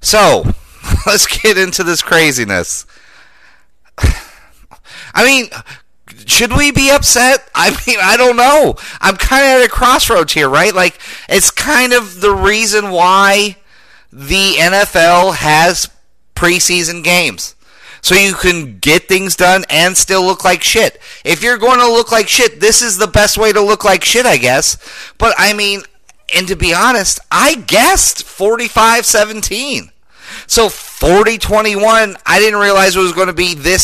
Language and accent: English; Denver, Colorado, United States; Denver, my hometown